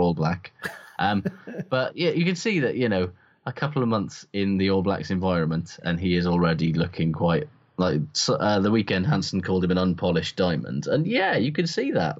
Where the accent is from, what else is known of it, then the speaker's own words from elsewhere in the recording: Welsh, Wales, United Kingdom; as a Welsh person